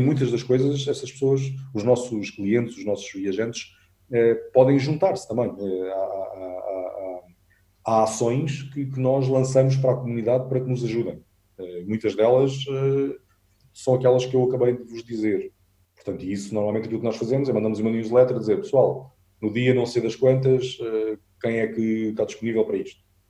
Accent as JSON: {"language": "Portuguese", "region": "Alentejo", "country": "Portugal", "said": "eu sou alentejano"}